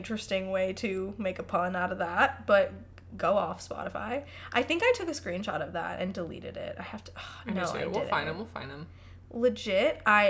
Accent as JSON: {"language": "English", "town": "Palatine", "region": "Illinois", "country": "United States", "tie": "born or raised there", "moved": "as an adult", "said": "I'm from Palatine, Illinois, originally, born and raised there until I was 18. It's the northwest suburbs of Chicago."}